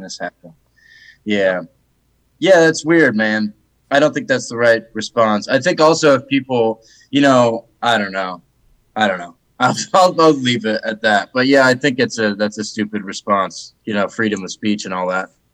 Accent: Atlanta, Georgia, United States; moved away as an adult; also born or lived in Idaho; now in Austin, United States; I'm from Atlanta, Georgia

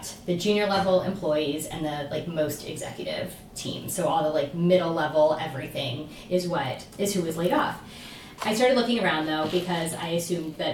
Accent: Houston, Texas, United States; also born or lived in New York; I'm from Houston, so came home.

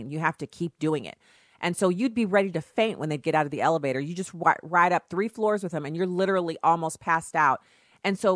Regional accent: Germany; so I grew up in Germany where deodorant usage is optional.

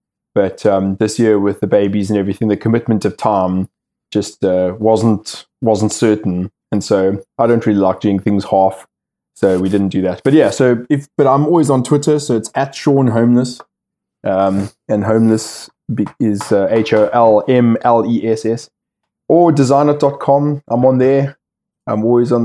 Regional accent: South Africa; moved away as an adult; now in United Kingdom; I left South Africa 13 years ago

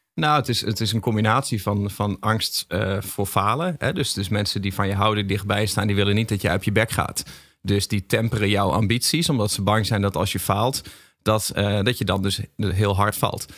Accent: Groningen, Netherlands; Ik kom ook uit Groningen

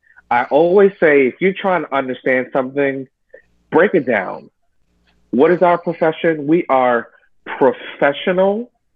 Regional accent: New York City, New York, United States; You know, I grew up in New York, a melting pot.

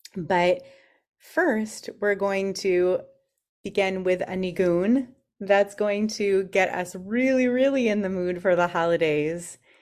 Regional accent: California, United States; growing up in California

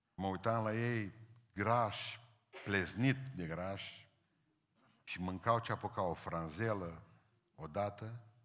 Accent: Romania; suntem din România

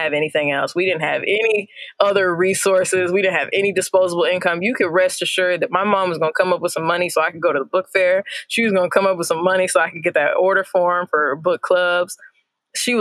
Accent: Indiana, United States; growing up in Indiana

